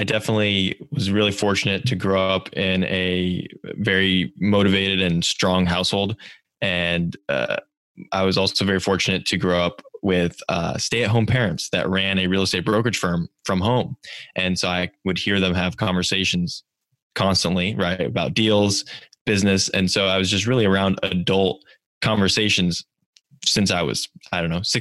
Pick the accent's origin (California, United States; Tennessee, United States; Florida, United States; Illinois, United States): California, United States; Silicon Valley; growing up in Silicon Valley